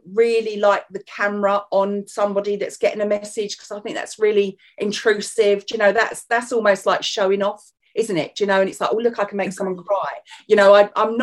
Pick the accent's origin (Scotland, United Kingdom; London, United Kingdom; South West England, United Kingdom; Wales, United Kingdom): London, United Kingdom; obviously you can hear my accent. I am from North London, so that's where I was born, so I am a southern girl